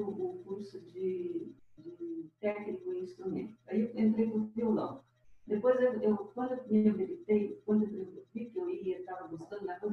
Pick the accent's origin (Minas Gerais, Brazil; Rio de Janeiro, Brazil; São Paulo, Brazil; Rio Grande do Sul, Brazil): Minas Gerais, Brazil; Sacramento; also born or lived in Conquista, Minas Gerais / Uberaba, Minas Gerais; Bom, eu sou natural de Pertinho, de Uberaba. Nasci na, na, no município de Sacramento, numa fazenda chamada Fazenda São Manuel